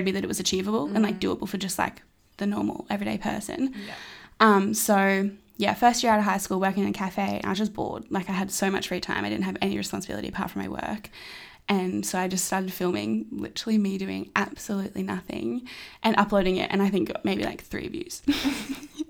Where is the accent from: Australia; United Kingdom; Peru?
Australia; Brisbane, Queensland; I was born in Brisbane, two parents, two brothers, one older, one younger